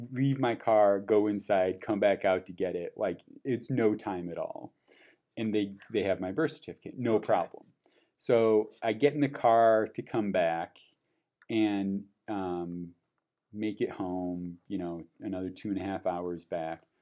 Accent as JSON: {"language": "English", "town": "Peoria", "region": "Illinois", "country": "United States", "tie": "born or raised there", "moved": "yes"}